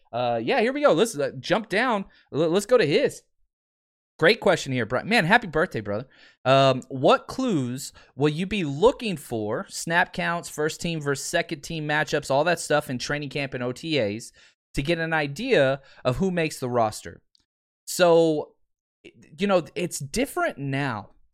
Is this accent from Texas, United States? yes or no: yes; Dallas, Texas, United States; born and raised in Dallas Fort Worth